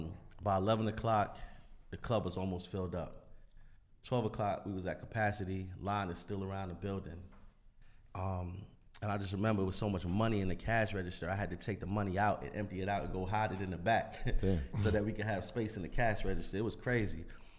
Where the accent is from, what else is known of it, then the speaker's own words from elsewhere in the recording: New York, United States; You know, because I'm from New York. Like, at the end of the day, like, we hustlers.